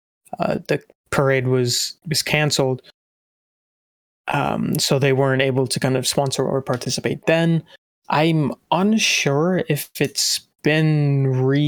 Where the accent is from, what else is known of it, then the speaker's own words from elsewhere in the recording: Montana, United States; I grew up in Montana